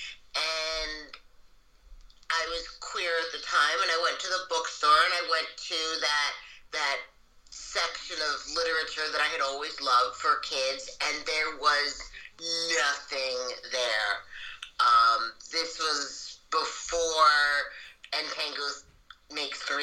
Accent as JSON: {"language": "English", "region": "New York", "country": "United States", "tie": "born or raised there", "said": "I am a white person who grew up in New York as an English"}